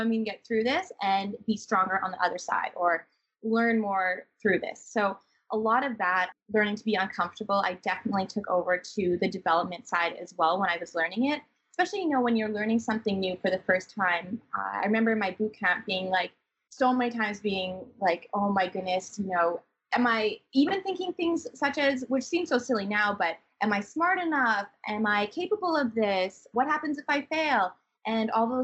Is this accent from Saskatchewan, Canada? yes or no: yes; Swift Current, Saskatchewan, Canada; moved away as an adult; also born or lived in Guangzhou, China; I moved from Swift Current, Saskatchewan of 16,000 people where I grew up to Guangzhou